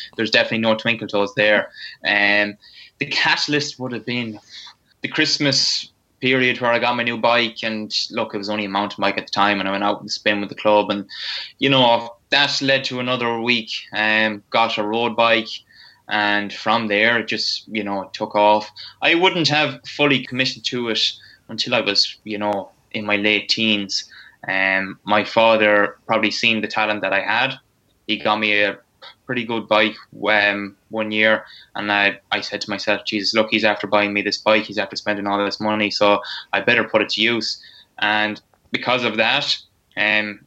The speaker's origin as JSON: {"language": "English", "town": "Roscommon", "region": "Connacht", "country": "Ireland", "accent": "strong Roscommon", "said": "I'm a lad from Roscommon, strong Roscommon accent"}